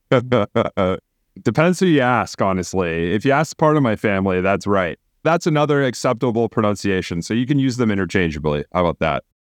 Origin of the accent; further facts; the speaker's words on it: Phoenix, Arizona, United States; moved away as an adult; also born or lived in Milwaukee, Wisconsin; I grew up in in Phoenix, Arizona